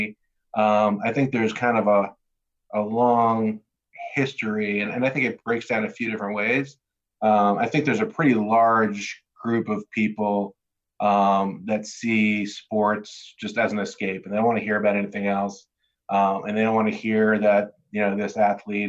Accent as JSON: {"language": "English", "region": "New Jersey", "country": "United States", "tie": "born or raised there"}